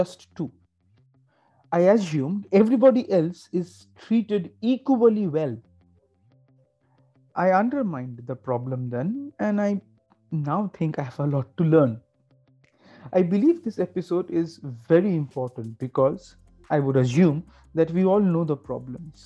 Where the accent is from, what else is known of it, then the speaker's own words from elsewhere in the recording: Kolkata, West Bengal, India; I grew up in Calcutta, which is a little different from other major cities in India.